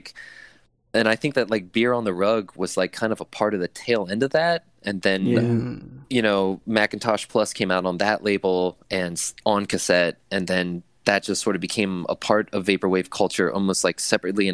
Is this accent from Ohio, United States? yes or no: yes; Dayton, Ohio, United States; we're all from Dayton, Ohio, which is the birthplace of aviation